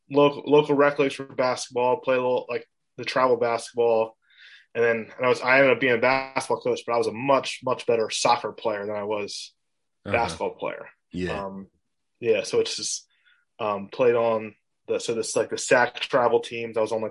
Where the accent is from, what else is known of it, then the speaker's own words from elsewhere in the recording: Columbia, Maryland, United States; Columbia, Maryland.